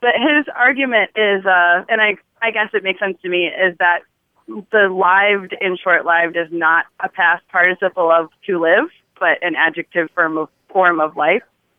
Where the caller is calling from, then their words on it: Duluth, Minnesota, United States; Well, I live in Urbana, Illinois, but I'm calling from Duluth, Minnesota.